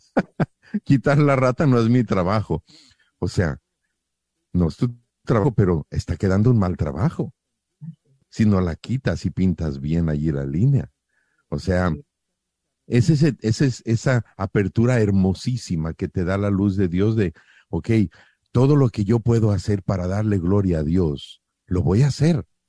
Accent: Mexico; somos mexicanos

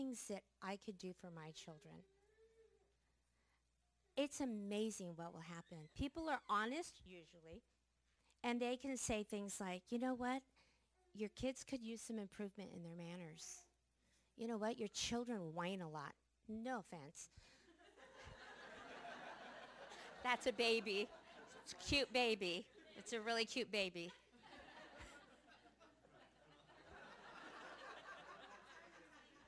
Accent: the Northwest, Pacific Northwest, United States; We are from the Northwest.

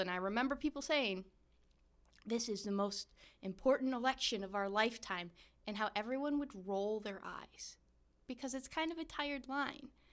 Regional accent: Michigan, United States; we Michiganders

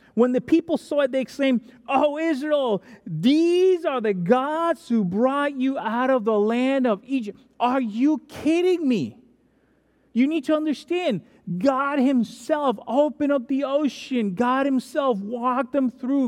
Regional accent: Dominican Republic; moved away; I'm from Dominican Republic, which is baseball country other than America and Japan

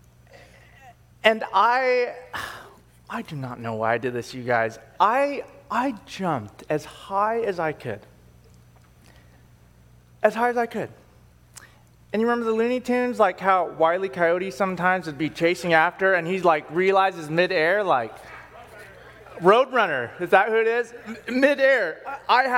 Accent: San Diego, California, United States; in 1994, when I was a little boy, in my hometown of San Diego

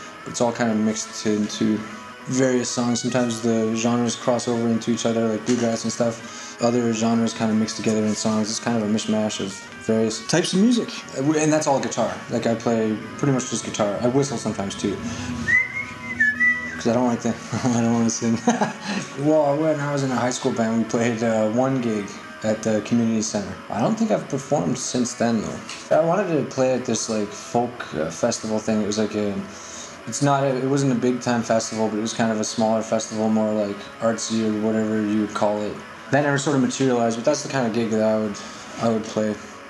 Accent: Winnipeg, Manitoba, Canada; I'm from Winnipeg, Canada.

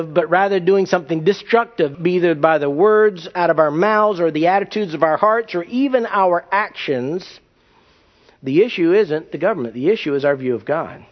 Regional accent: United States; also born or lived in California; I'm an American

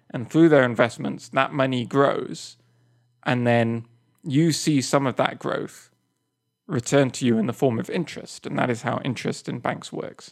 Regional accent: England, United Kingdom; moved away; I'm English

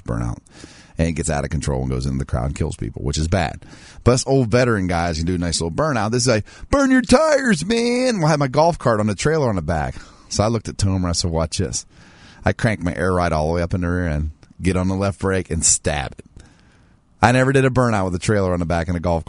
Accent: Martins Ferry, Ohio, United States; my hometown

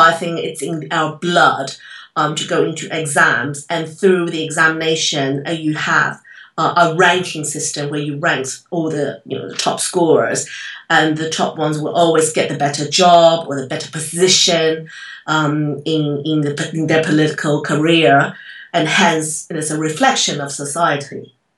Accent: Taiwan; I'm from Taiwan

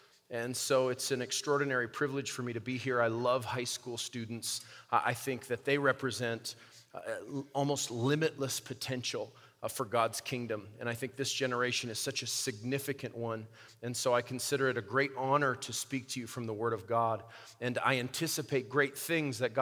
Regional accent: Albuquerque, New Mexico, United States; my hometown of Albuquerque, New Mexico

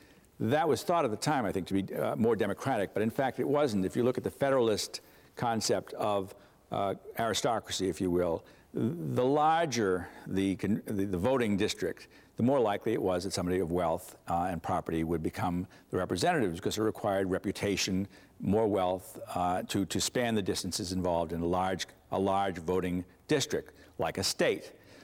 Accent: Boston, Massachusetts, United States; Boston. Boston, attended Yale Law School at Columbia, master's in law at Boston University.

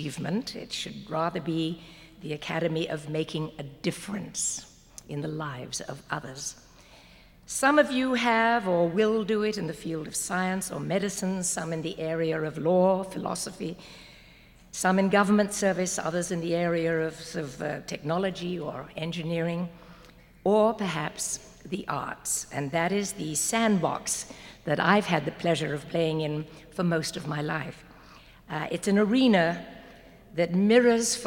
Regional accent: Walton-on-Thames, South East England, United Kingdom; I was born in Walton-on-Thames, Surrey, England

